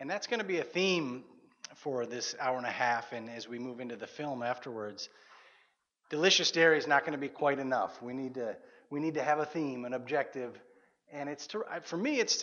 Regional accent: South Dakota, United States; now in Minnesota, United States; I'm a Minnesotan by way of South Dakota

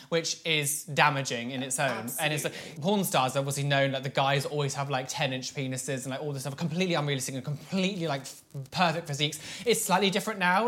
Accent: Devon, South West England, United Kingdom; I'm from Devon

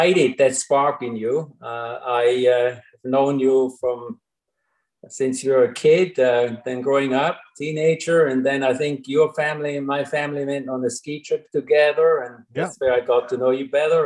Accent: German-speaking Switzerland, Switzerland; English is a second language; moved away as an adult; I grew up in the German part of Switzerland

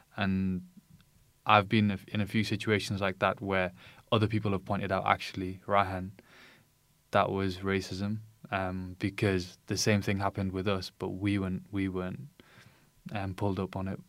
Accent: United Kingdom; I was born in the U K

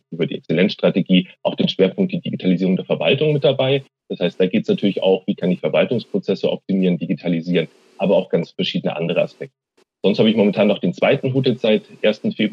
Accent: Munich, Bavaria, Germany; born there; äh, gebürtiger Münchner und jetzt seit äh, zehn Jahren geschäftsführender Vizepräsident und Chief Information Officer der TU München.

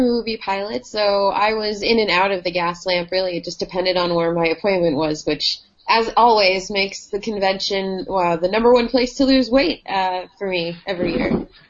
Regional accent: New York, United States; I'm 5 feet tall and I can weave through people because I'm from New York.

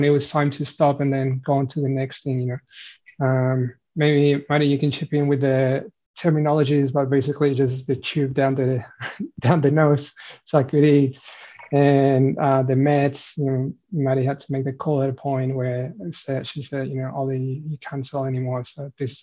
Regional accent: Mexico; moved away as an adult; now in Australia; I'm originally from Mexico, came to Australia about 10 years ago.

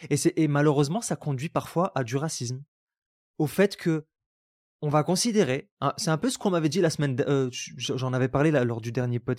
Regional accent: Algeria; born there; Je suis né en Algérie. j'ai grandi dans une double culture, dans le sens où, à l'école, j'ai été dans les écoles françaises.

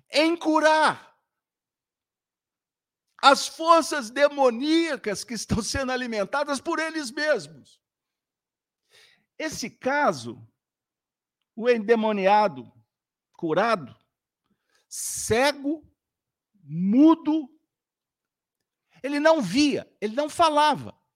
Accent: Minas Gerais, Brazil; Aliás, o pessoal da internet, olha, me desculpe, mas eu sou mineiro.

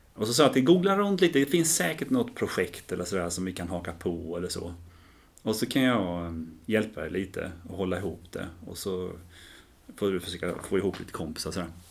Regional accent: Ljungby, Kronoberg County, Sweden; Jag är uppvuxen här i Ljungby

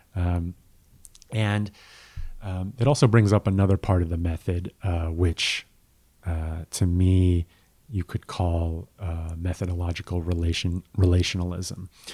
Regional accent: United States; we as an American

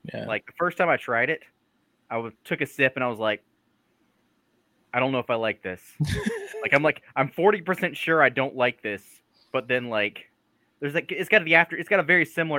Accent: Cumming, Georgia, United States; now in Cleveland, Georgia, United States; I grew up in Forsyth County, Georgia, which has a questionable history at best.

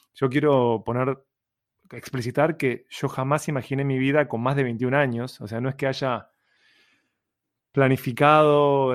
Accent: Uruguay; Soy un cliché uruguayo

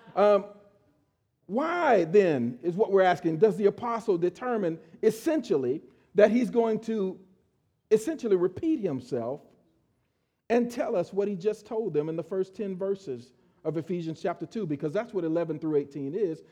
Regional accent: Miami, Florida, United States; I grew up in Miami, Florida

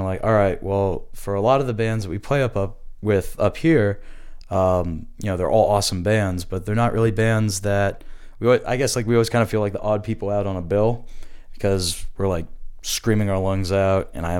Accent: Virginia, United States; now in Brooklyn, United States; I'm from Virginia.

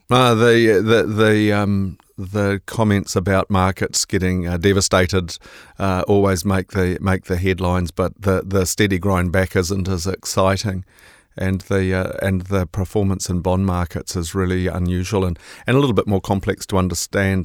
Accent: Auckland, New Zealand; also born or lived in Te Puke; my life's largely been in Auckland, so I, I, I claim to be from Tipuki, but I guess I better call myself an Aucklander

